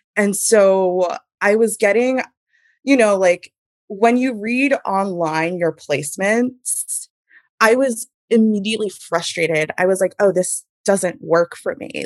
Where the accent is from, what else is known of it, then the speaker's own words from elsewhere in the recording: Hudson Valley, New York, United States; I grew up in the Hudson Valley, in a very small town in the Hudson Valley.